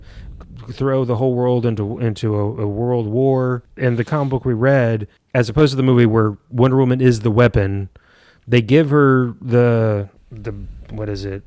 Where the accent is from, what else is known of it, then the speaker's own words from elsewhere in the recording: San Antonio, Texas, United States; growing up in San Antonio